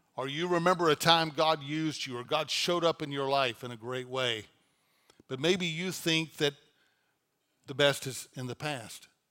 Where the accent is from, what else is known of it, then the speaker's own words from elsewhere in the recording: North Louisiana, United States; moved away as an adult; now in Dallas, United States; I was pastoring a church in Louisiana, in my hometown